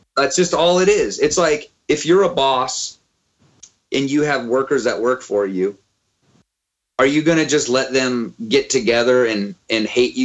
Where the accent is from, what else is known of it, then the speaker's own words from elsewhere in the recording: Auburn, California, United States; also born or lived in Sacramento, California; now in Oakland, United States; growing up in Auburn, like I realized, like I grew up around a bunch of like sort of redneck